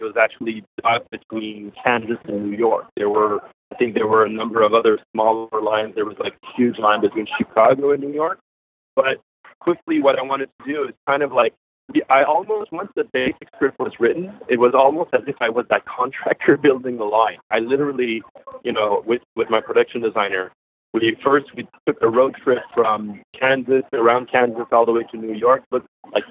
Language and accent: English; Montreal, Quebec, Canada; I was born and raised in Montreal